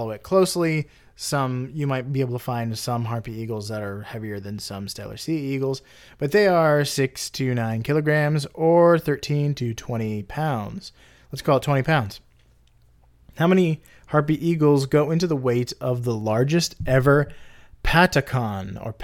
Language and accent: English; Florida, United States; I'm like being from Florida, the, the whole the whole state is a canal